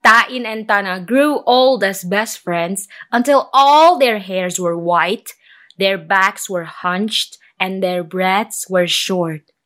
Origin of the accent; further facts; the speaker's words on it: Indonesia; I'm a storyteller from Indonesia